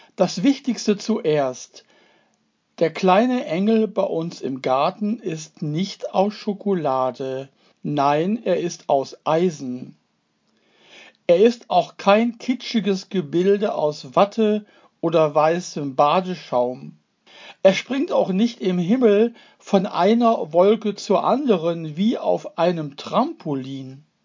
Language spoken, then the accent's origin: German; Duisburg, North Rhine-Westphalia, Germany; meine Heimatstadt Duisburg